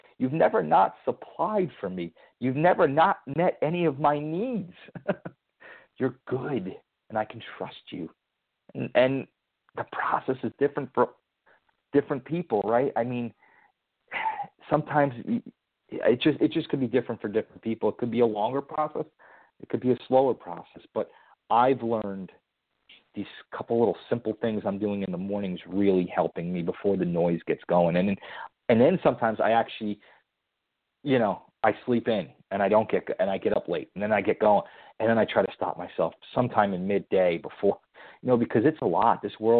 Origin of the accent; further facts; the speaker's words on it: Connecticut, United States; I have a little favor with Dorothy now that we're both from Connecticut.